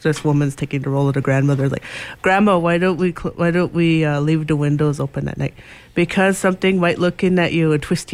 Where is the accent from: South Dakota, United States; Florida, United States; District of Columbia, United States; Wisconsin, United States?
South Dakota, United States; Pine Ridge; also born or lived in Macy, Nebraska; I am from the Pine Ridge Indian Reservation in Oglala, South Dakota, or Pine Ridge, South Dakota as well. I grew up living between Pine Ridge and the Omaha Tribe of Nebraska's reservation in Macy.